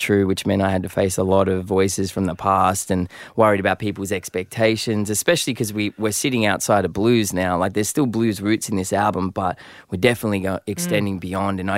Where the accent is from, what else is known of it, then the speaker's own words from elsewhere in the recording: Sydney, New South Wales, Australia; I grew up in Southwest Sydney